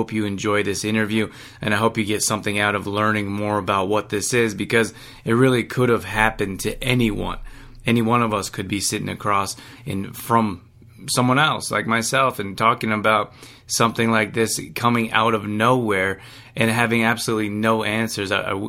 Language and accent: English; Calgary, Alberta, Canada; born and raised in Calgary, Alberta, as I was.